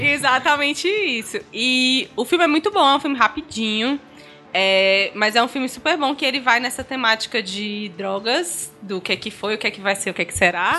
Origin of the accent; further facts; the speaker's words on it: Northeast Region, Brazil; como a gente é nordestino